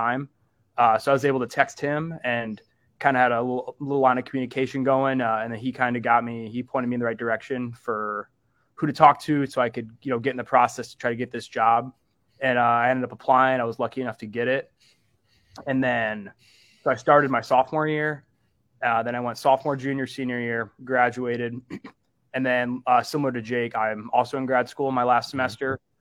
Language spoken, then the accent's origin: English; Cedar Rapids, Iowa, United States; I'm from Cedar Rapids, Iowa. Both my parents met at the University of Iowa, and just living about a half hour up the road. Growing up, I was always pretty close to the university